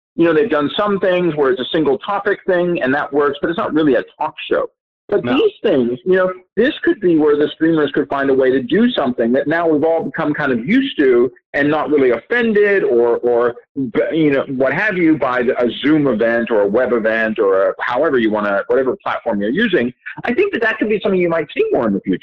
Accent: New York, United States; growing up in New York, you had public access TV

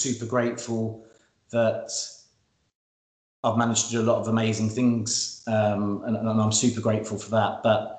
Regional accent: Bedfordshire, East of England, United Kingdom; we grew up in Bedfordshire and close to Barry Fry's house

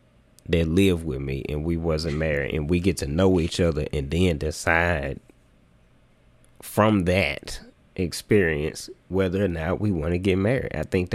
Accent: Jackson, United States; growing up in Jackson

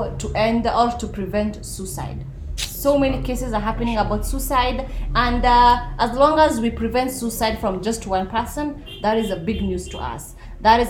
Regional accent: Nakuru, Nakuru County, Kenya; I come from Nakuru, so I'm not a Nairobi person

